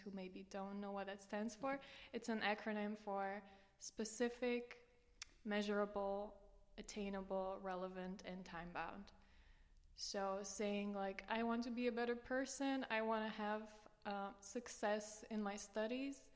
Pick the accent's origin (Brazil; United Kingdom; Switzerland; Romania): Romania; moved away as an adult; now in Maastricht, Netherlands; I come from Romania originally. And I've been in the Netherlands for 7 years now, 4 years in Maastricht